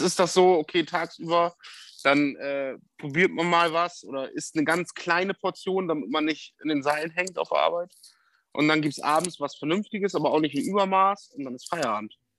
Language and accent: German; Bremen, Germany; moved away as an adult; now in Westoverledingen, Germany; ich bin ja in Bremen groß geworden und ich bin jetzt 120 Kilometer von meiner Heimat weg